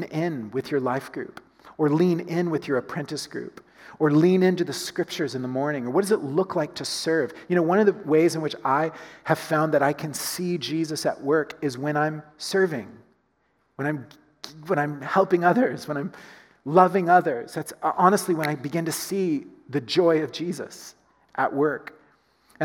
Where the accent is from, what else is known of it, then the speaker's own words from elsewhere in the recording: United States; as an American